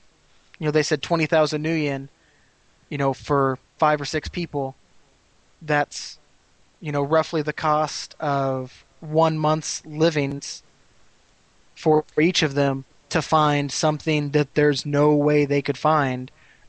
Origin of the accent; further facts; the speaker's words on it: Las Vegas, Nevada, United States; You know, I'm from Las Vegas. The Killers is a band in Las Vegas.